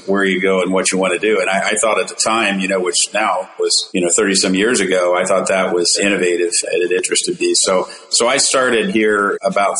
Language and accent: English; Midwest, United States; moved away as an adult; also born or lived in Charlotte, North Carolina; I'm originally a Midwesterner